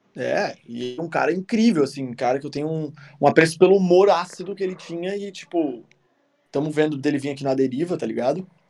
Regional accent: South Region, Brazil; eu sou sulista

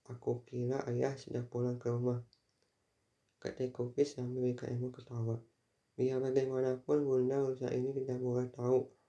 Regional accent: Tasikmalaya, West Java, Indonesia; Mungkin dulu aku pernah terlibat pertengkaran ketika SMA di Tasikmalaya terlibat tawuran melawan SMA dari Bandung.

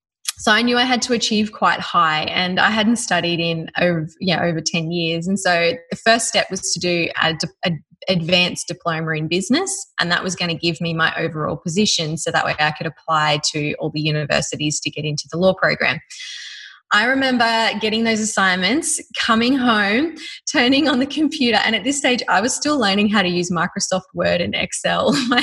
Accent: Australia; accent: Australian; get rid of my Ocker accent, my horrible Australian accent, and polish up.

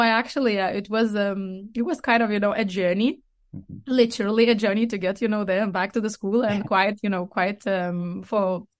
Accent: Lithuania; English is a second language; now in Denmark; So I live in Denmark, but I am not Danish. I come from Lithuania.

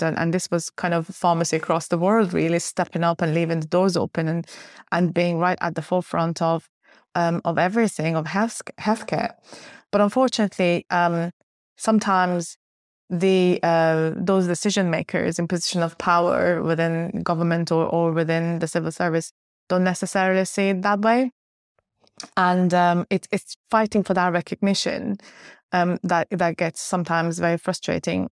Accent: Finland; moved away as an adult; also born or lived in Uppsala, Sweden; now in United Kingdom; I grew up in Finland. Um, I was part of the Swedish-speaking community in Finland

